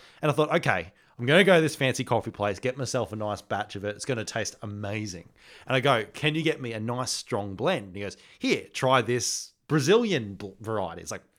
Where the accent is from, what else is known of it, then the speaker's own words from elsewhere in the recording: New South Wales, Australia; I came from New South Wales.